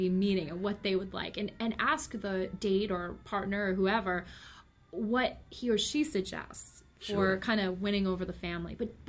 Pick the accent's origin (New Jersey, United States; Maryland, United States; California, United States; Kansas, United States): New Jersey, United States; Totowa; I grew up in North Jersey.